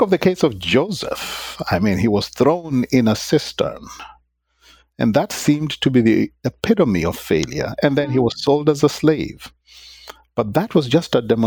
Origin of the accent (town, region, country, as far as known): Kenya; moved away as an adult